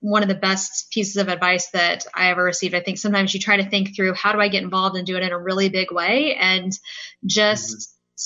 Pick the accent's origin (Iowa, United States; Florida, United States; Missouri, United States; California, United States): Missouri, United States; Windsor; now in Kansas City, United States; I'm a Missouri native. I'm from a small town in central Missouri, Windsor, Missouri